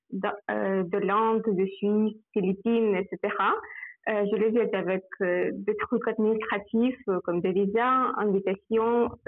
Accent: Samara, Samara Oblast, Russia; French is a second language; je travaille ici à Samara, dans ma ville natale.

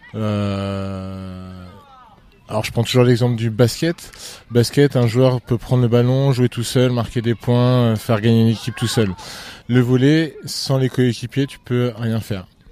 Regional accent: L'Aigle, Normandy, France; je suis originaire de l'Aigle.

